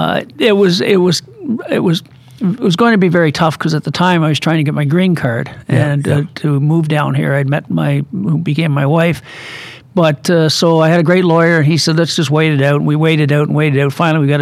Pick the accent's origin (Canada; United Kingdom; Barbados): Canada; Kingston, Ontario; moved away as an adult; also born or lived in Springfield, Massachusetts; I was born and raised in Kingston, Ontario.